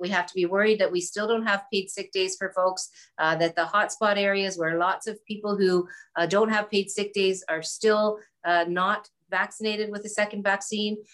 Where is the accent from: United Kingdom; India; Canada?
Canada; Hamilton, Ontario; I come from Hamilton, which is a, you know, it's a working class industrial type of city. Uh, we've now transitioned our economy to other things. But when I was growing up, there was um, you know, there was a lot of struggles